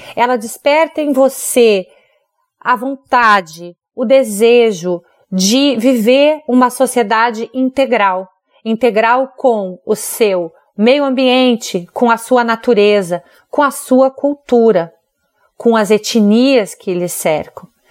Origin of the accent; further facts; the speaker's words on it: Brazil; a gente como brasileiro